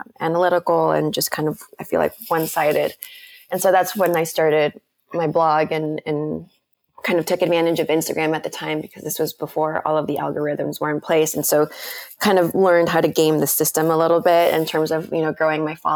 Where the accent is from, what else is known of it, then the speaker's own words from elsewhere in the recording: McAllen, Texas, United States; also born or lived in Mexico City, Mexico; I grew up in McAllen in like a small city in South Texas